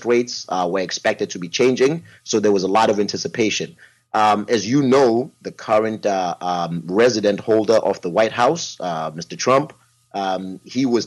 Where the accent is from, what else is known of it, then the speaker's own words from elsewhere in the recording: South Africa; moved away; as a young man growing up in South Africa